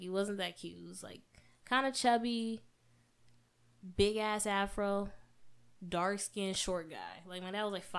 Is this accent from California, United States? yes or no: yes; California, United States; Growing up in the Bay Area, it was cool or whatever, but talking like this in this chocolate, beautiful melanated body of mine was always like a problem for people